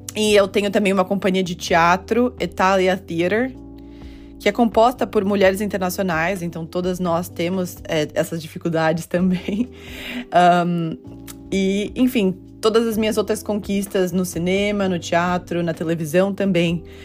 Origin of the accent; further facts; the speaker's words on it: Brazil; now in New York, United States; como brasileira eu me encaixo na categoria latina